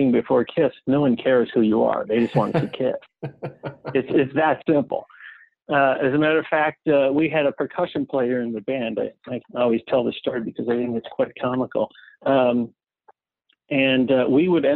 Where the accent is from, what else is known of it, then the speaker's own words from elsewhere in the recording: Cleveland, Ohio, United States; Eric and I are not only from the same city, but from the same high school